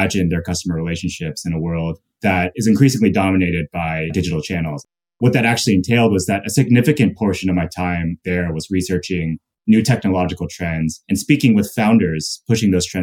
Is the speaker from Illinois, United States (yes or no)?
no; Louisville, Kentucky, United States; moved away; also born or lived in North Dakota; I was actually born in North Dakota, and I grew up in Kentucky.